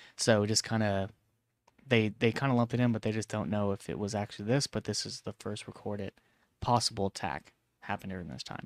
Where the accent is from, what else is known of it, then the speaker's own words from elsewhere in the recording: Vallejo, California, United States; Vallejo, California, my hometown